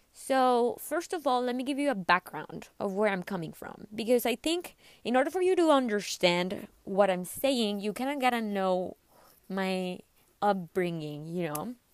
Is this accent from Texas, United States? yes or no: yes; McAllen, Texas, United States; undergrad in my hometown, which was in McAllen, Texas.